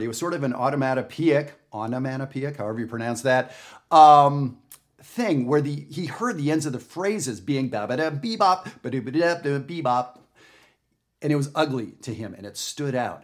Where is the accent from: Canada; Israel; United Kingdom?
Canada; I'm not from the United States. I'm from Canada.